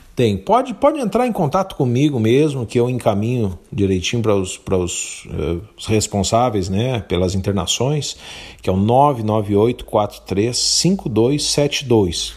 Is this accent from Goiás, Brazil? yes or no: no; Santo Antônio da Patrulha, Rio Grande do Sul, Brazil; sou rapadureiro